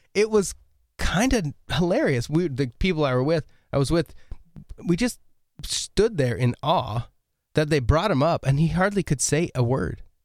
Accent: Oregon, United States; moved away; I grew up in Oregon

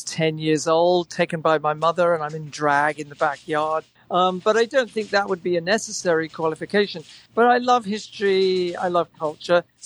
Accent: England, United Kingdom; moved away; also born or lived in Manchester; I grew up in England

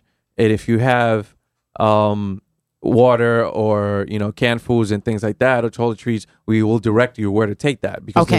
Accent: Loíza, Puerto Rico; now in New Haven, United States; Myself, I'm from Loíza, Puerto Rico.

